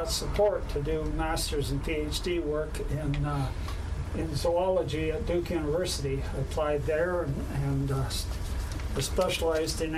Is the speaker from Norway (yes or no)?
no; Kingston, Ontario, Canada; moved away as an adult; growing up in Kingston